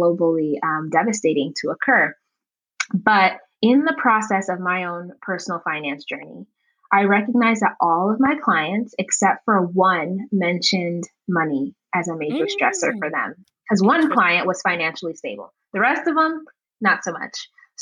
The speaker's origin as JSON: {"language": "English", "town": "Las Vegas", "region": "Nevada", "country": "United States", "tie": "born or raised there", "also_born_or_lived": "Uganda", "said": "I was born in Uganda and I was raised, you know, here in the States in Las Vegas"}